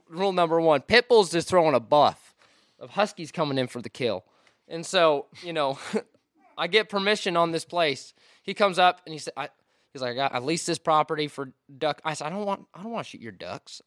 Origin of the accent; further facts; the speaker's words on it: Washington, United States; moved away; I'm from Washington State.